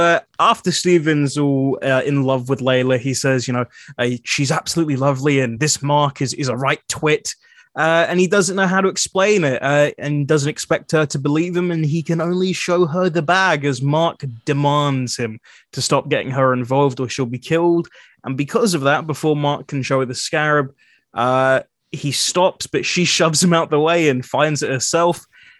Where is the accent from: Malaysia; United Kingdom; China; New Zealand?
New Zealand; accent: New Zealand; Well, my accent, my New Zealand accent was stronger. I'd be like, tattoo. And that's just gone.